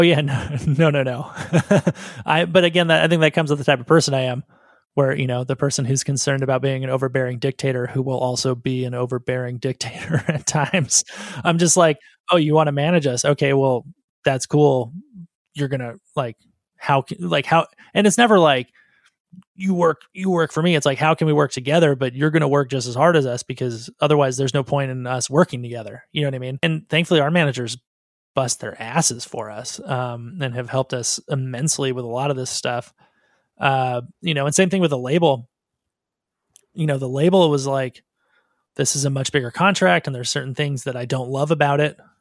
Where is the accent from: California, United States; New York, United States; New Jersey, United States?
California, United States; Southern; I'm from Southern California, and so it was easy to move to Hollywood